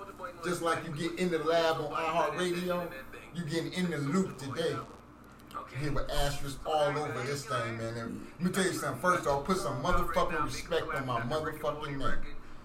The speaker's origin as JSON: {"language": "English", "town": "Cleveland", "region": "Ohio", "country": "United States", "tie": "born or raised there", "also_born_or_lived": "Mississippi", "said": "I was born in Mississippi, but I was raised in Cleveland. So I'm from Cleveland"}